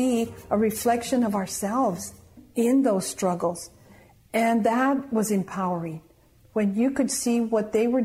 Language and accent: English; San Luis Valley, Colorado, United States; I was from the San Luis Valley, so I was appointed to go and recruit from high schools in the San Luis Valley